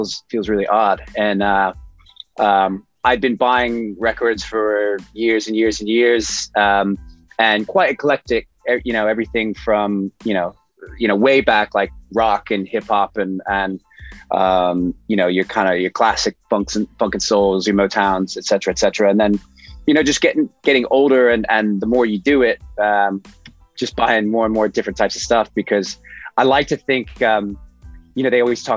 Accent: New York City, New York, United States; from Brooklyn, New York City

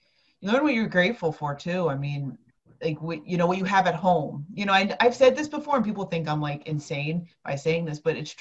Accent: New Jersey, United States; I'm from North Jersey

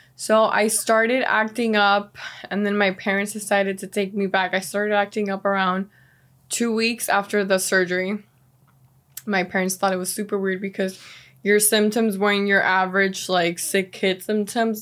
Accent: Miami, Florida, United States; also born or lived in Venezuela; growing up here, it's been a city that has cultivated and grown in ways that I never imagined

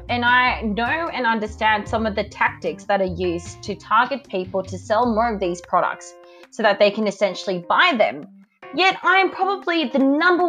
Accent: Australia; I'm from Australia

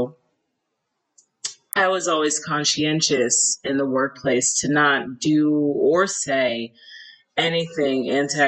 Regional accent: the South, United States; now in Cleveland, United States; I'm from the South

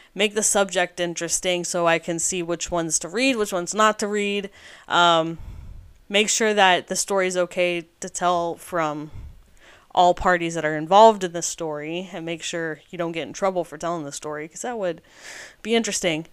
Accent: United States; I am an American

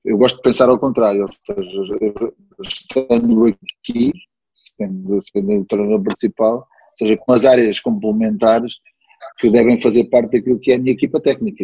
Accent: Beja, Alentejo, Portugal; moved away; also born or lived in Évora; Eu nasci em Évora, fui registado em Beja

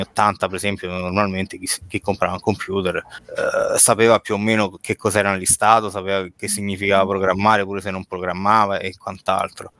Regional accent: Rome, Lazio, Italy; now in Rieti, Italy; l'origine è romana, adesso non vivo più a Roma

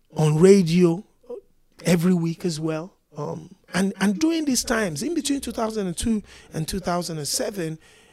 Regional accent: Ibadan, Oyo, Nigeria; also born or lived in Ekiti State; now in United Kingdom; I was born and raised in Ibadan

